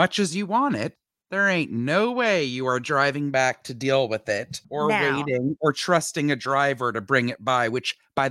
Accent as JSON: {"language": "English", "town": "Montreal", "region": "Quebec", "country": "Canada", "moved": "yes", "lives_now": "United States", "said": "I'm from Montreal, Quebec"}